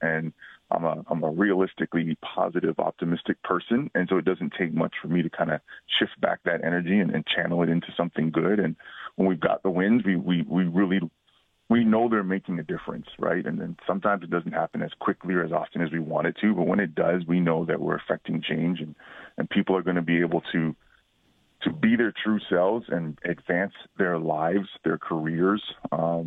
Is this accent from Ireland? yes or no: no; Peel Region, Mississauga and Brampton, Ontario, Canada; growing up here in Peel Region, Mississauga and Brampton